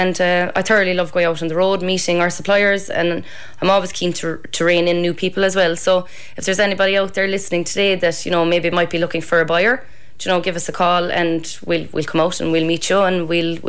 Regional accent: Cahersiveen, County Kerry, Ireland; now in Portmagee, Ireland; Port Magee is a beautiful village, same as Carrigsveen. Sure, I come from Carrigsveen, can't not say that. But yeah, I love living in Port Magee.

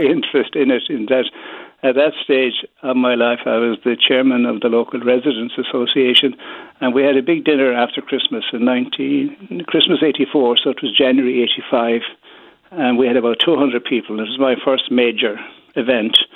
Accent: Killarney, Munster, Ireland; also born or lived in Fossa / Beaufort Bridge; now in Dublin, Ireland; I was born in Grenifus Killarney and I now live in Baldoyle, Dublin.

